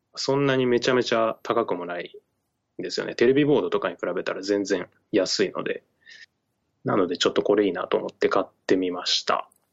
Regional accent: Shimane, Japan; now in Tokyo, Japan; 俺の地元、まあ、島根県の超ど田舎の地元

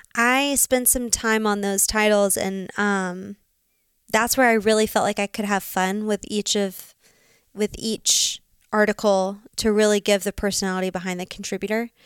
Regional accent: Birmingham, Alabama, United States; moved away as an adult; also born or lived in Auburn, Alabama / Dallas, Texas; now in Montana, United States; Birmingham, Alabama.

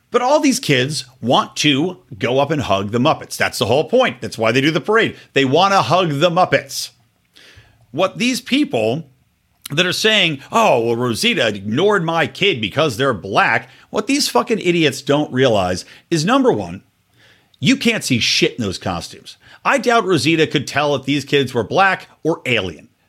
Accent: Yardley, Pennsylvania, United States; I grew up in Yardley, Pennsylvania

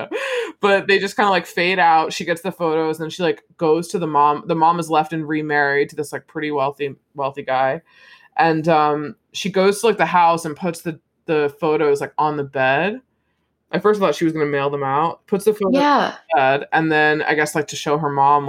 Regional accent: United States; I'm American

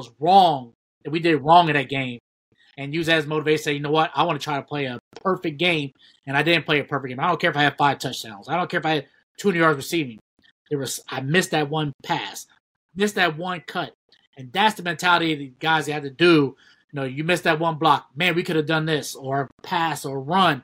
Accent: Ohio, United States; we grew up in Big Ten country, so we knew what the Big Ten meant to us, being from Ohio.

